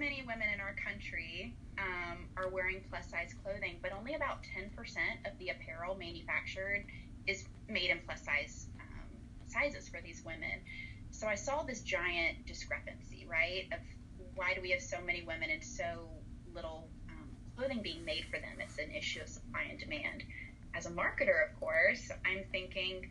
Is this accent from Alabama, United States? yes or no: yes; Birmingham, Alabama, United States; moved away as an adult; also born or lived in Savannah, Georgia; I grew up in Birmingham, Alabama, lived there all the way until I actually moved to Savannah to go to SCAD for grad school